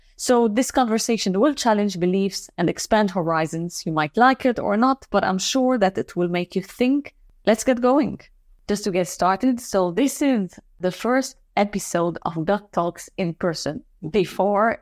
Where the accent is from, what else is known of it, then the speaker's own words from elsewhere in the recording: Lebanon; moved away; I'm from Lebanon as well